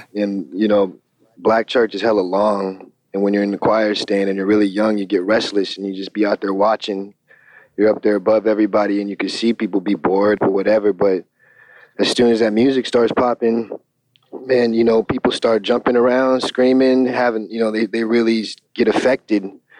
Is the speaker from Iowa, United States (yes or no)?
no; Fort Lewis, Washington, United States; also born or lived in Tucson, Arizona / Bad Kissingen, Germany / Oklahoma; I was born in Tucson, Arizona, and then my father got stationed in Germany, and I moved to this little spot called Bad Kissing in Germany and lived there for about 4.5 years. And then we moved to Oklahoma, and then we moved to Fort Lewis, Washington